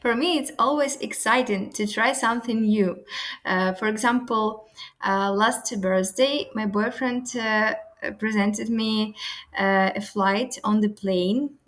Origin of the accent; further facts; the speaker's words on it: Ukraine; English is a second language; moved away as an adult; now in Porto, Portugal; Ukrainian girl, usually we're powerful